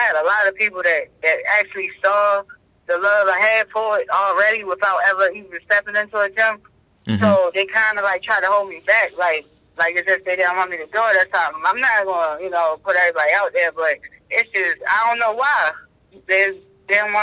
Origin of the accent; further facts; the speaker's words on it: Baltimore, Maryland, United States; I'm from here. I'm from Baltimore